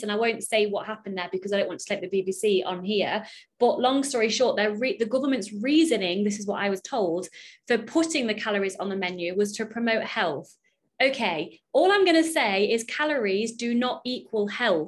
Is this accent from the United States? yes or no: no; United Kingdom; I'm British